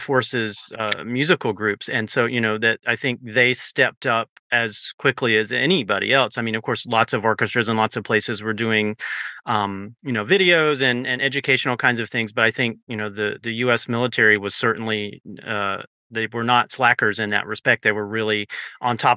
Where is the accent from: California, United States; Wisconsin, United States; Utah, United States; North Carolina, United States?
North Carolina, United States; I grew up in North Carolina